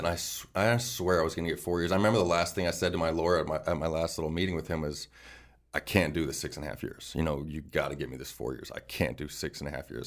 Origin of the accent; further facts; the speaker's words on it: Phoenix, Arizona, United States; I'm like from Awatukee, Arizona